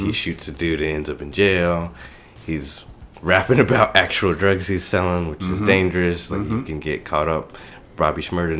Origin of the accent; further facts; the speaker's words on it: Atlanta, Georgia, United States; moved away as an adult; now in Chicago, United States; I'm from Atlanta, but we had a different experience. I didn't grow up in the city per se, I grew up in the suburbs